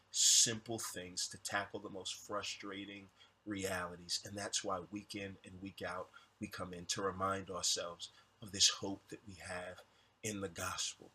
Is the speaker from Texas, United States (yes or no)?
yes; Houston, Texas, United States; I'm from Houston.